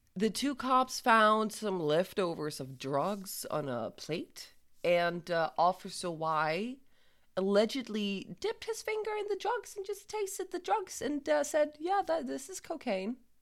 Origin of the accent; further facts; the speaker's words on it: Denmark; I'm from Jutland